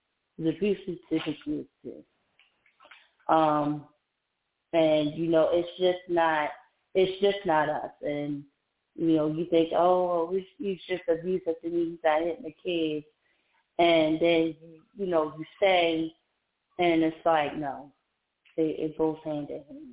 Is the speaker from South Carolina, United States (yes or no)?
no; Maryland, United States; moved away as an adult; also born or lived in Georgia; right now I'm in Maryland. So I moved back to my hometown, but I live in the outskirts of Maryland.